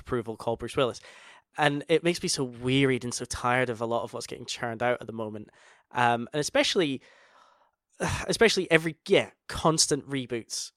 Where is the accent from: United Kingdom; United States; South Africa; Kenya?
United Kingdom; Scotland; we're both Scottish.